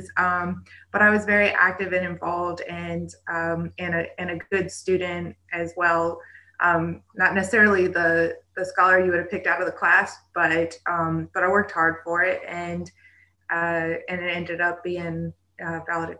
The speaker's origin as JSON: {"language": "English", "town": "Colonial Beach", "region": "Virginia", "country": "United States", "tie": "born or raised there", "said": "I was born and raised in Westmoreland, Colonial Beach, right here"}